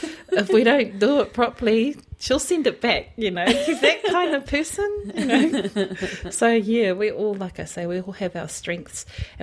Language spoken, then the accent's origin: English; Auckland, New Zealand; also born or lived in Niue (ancestry); now in Hamilton, New Zealand; I'm from Niue, so my mum's Niue and so is my dad. So yeah, I whakapapa back to Niue, hakupu Niue, hakupu the village. Yeah, I was born in Auckland and then came down to Hamilton